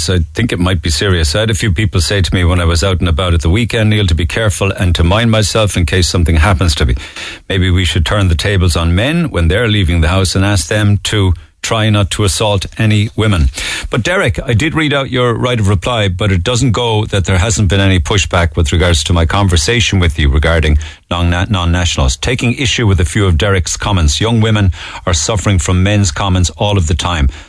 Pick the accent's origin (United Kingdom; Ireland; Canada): Ireland; I hold a Canadian passport but I was born and reared in Ireland.